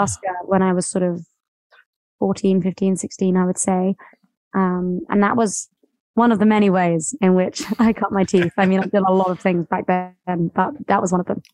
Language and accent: English; near Brighton, West Sussex, South East England, United Kingdom; I'm from like a really small town near Brighton, which is on the coast